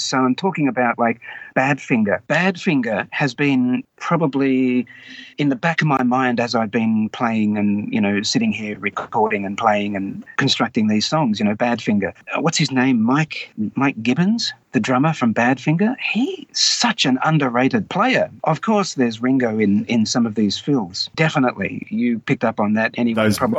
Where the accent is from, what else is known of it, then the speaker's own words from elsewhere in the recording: Wagga Wagga, New South Wales, Australia; I grew up in Wagga Wagga, and my family were not really from Wagga. They were all from Sydney.